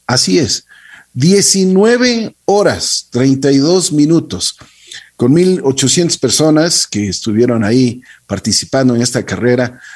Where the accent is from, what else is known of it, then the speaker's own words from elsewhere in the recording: Ecuador; nos sentimos como ecuatorianos orgullosos